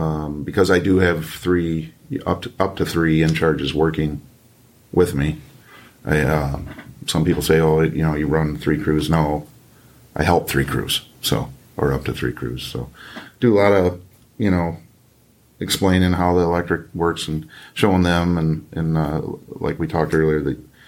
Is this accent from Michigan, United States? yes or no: yes; Michigan, United States; raised in this state. I wasn't born here, but I was raised here